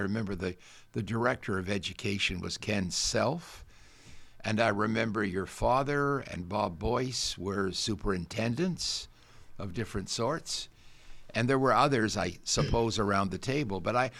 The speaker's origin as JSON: {"language": "English", "town": "Guelph", "region": "Ontario", "country": "Canada", "tie": "born or raised there", "said": "I grew up in Guelph. Yeah. We didn't have a car"}